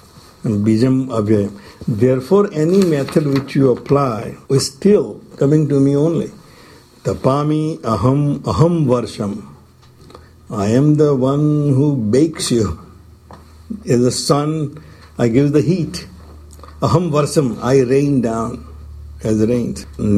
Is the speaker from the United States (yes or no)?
no; India; English is a second language; moved away as an adult; When I came from India the first time around